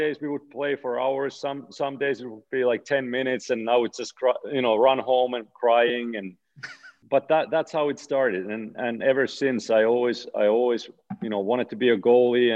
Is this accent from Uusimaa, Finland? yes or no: no; Oulu, North Ostrobothnia, Finland; moved away as an adult; my hometown pro team, Karpat